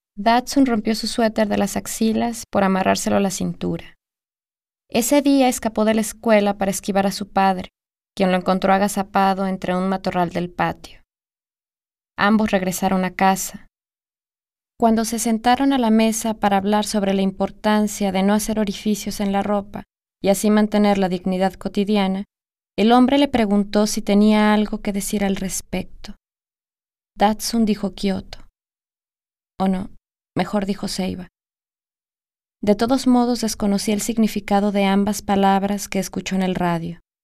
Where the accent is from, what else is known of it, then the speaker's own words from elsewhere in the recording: Guadalajara, Jalisco, Mexico; Nací en Guadalajara, Jalisco, en 1982.